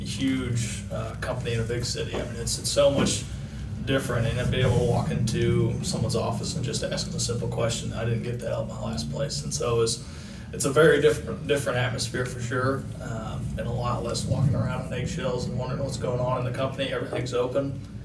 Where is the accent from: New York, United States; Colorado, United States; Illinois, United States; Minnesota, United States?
Illinois, United States; also born or lived in Dallas, Texas; I was originally from Illinois, but I came back to, I lived in Dallas, Texas for a year or two, and then we moved back. But I lived just a town over